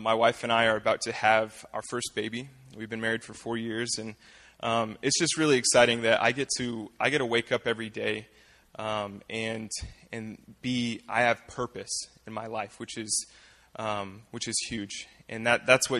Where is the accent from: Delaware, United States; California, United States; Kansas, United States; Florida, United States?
Kansas, United States; Fort Scott; I was born and raised here in Fort Scott